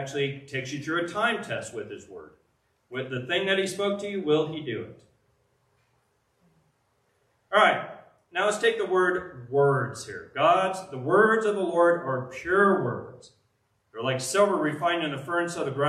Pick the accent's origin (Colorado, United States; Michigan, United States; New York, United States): Colorado, United States; Pueblo; I'm a guy from Pueblo, Colorado